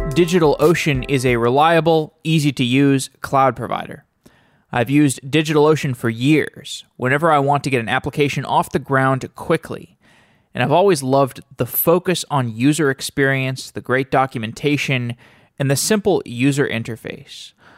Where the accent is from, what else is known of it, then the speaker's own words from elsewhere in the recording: Austin, Texas, United States; moved away; I'm from Austin originally